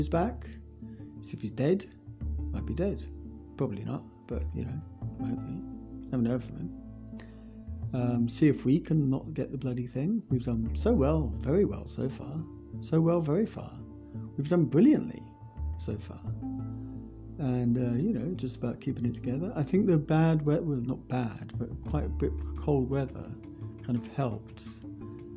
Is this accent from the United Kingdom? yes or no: yes; England, United Kingdom; I was brought up and born in England